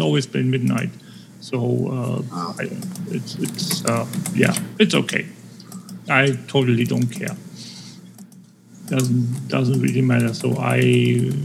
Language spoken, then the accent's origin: English; Schleswig-Holstein, Germany; English is a second language; The only stores that can be open are in my hometown are special permit border shops.